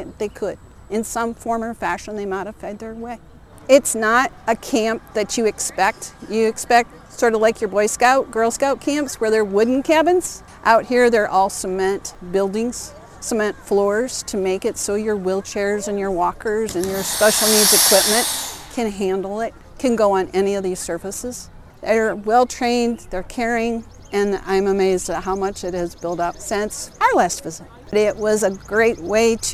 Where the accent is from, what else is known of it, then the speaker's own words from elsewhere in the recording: Anamosa, Iowa, United States; I'm actually originally from Anamosa